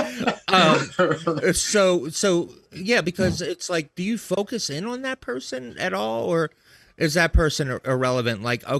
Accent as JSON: {"language": "English", "region": "Maryland", "country": "United States", "moved": "yes", "lives_now": "Boston, United States", "said": "I'm from Maryland."}